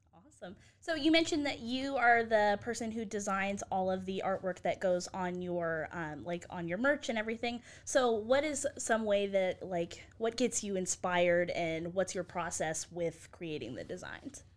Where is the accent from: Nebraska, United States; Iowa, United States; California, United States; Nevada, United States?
Nevada, United States; now in Waco, United States; I grew up in Nevada